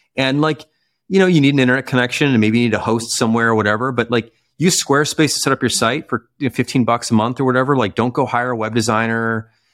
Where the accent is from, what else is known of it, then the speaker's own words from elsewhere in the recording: Chicago, Illinois, United States; maybe it's a Midwesternness in me, you know, growing up in Chicago